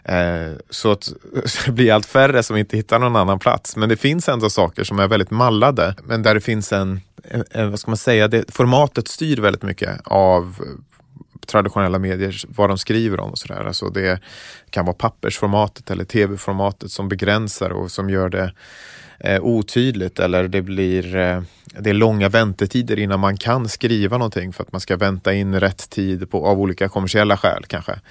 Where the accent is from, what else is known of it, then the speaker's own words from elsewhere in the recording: Gotland, Sweden; startat upp nya församlingar då på Gotland där jag växte upp